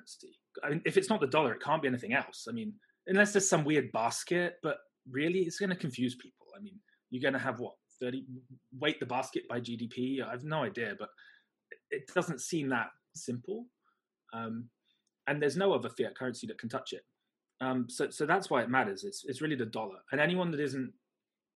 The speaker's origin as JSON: {"language": "English", "country": "United Kingdom", "also_born_or_lived": "China", "moved": "yes", "lives_now": "Hong Kong", "said": "I'm British, I live in Hong Kong"}